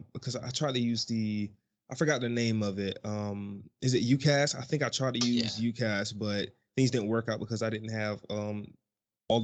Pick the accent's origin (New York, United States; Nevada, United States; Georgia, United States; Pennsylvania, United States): Georgia, United States; Macon; moved away as an adult; now in United Kingdom; I'm from America, particularly Georgia, Macon, Georgia